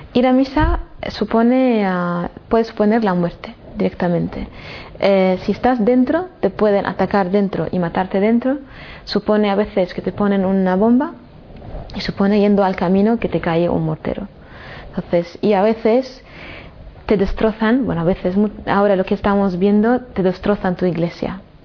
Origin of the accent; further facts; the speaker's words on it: Damascus, Damascus Governorate, Syria; moved away as an adult; yo cuando salí de Siria, de Damasco, era para hacer estudios y volver a trabajar y vivir en mi, en mi ciudad.